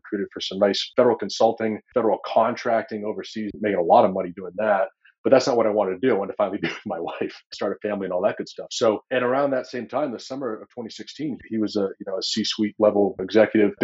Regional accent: Vermont, United States; I grew up in the woods of Vermont

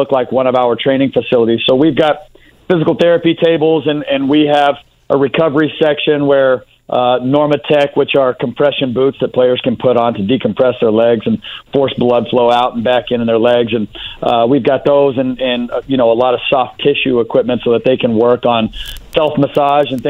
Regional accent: Texas, United States; I'm from Texas, and we love our southern food down there

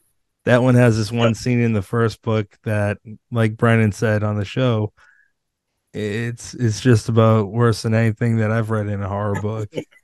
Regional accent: Massachusetts, United States; like I'm Irish, I'm from Massachusetts.

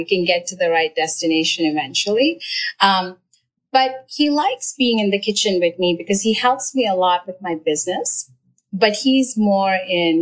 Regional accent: India; moved away; I grew up in India

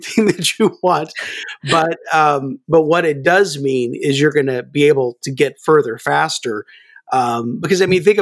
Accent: Kansas, United States; Well, actually, I'm, I grew up in Kansas, so I really have no accent.

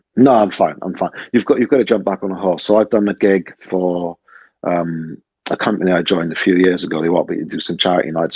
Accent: Cardiff, Wales, United Kingdom; I grew up in Butetown.

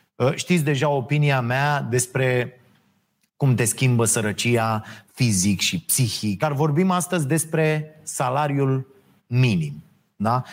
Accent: Romania

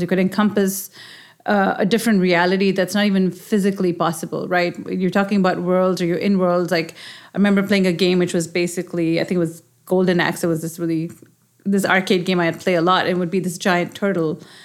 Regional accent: Pakistan; moved away as an adult; now in United States; growing up in Pakistan and having such a strong connection, I, I moved here when I was, you know, my twenties.

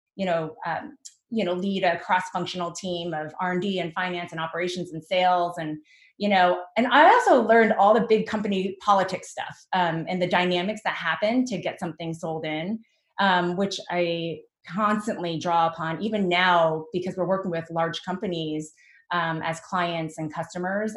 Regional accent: New Jersey, United States; I was born and raised in Jersey

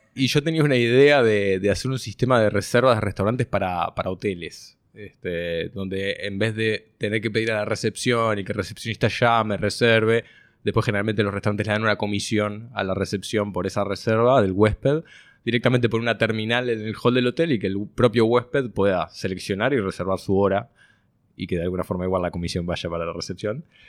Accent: Montevideo, Uruguay; also born or lived in Israel; nací en Montevideo. Tengo dos hermanas. Este, estudié toda mi vida en el mismo colegio hasta los 18 años

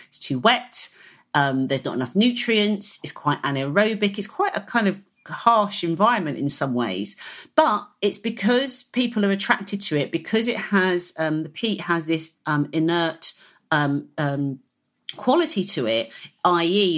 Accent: Hertfordshire, East of England, United Kingdom; I was brought up in the Green Belt, if you like, of, of Hertfordshire

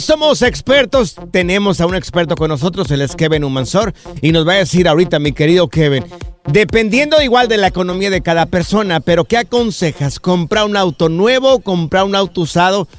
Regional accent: Jalisco, Mexico; cuando yo estaba pequeño allá en mi rancho, en Miraplanes, en Jalisco

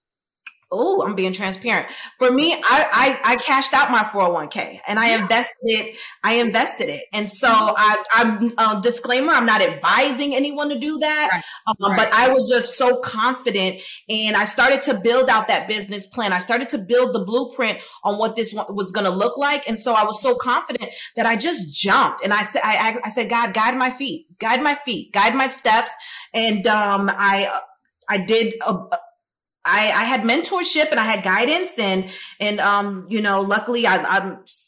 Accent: Chicago, Illinois, United States; I'm a girl from Chicago, from around the way

